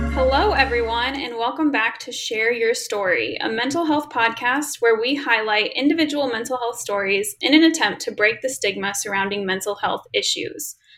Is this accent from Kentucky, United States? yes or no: yes; Lebanon, Kentucky, United States; went to the same high school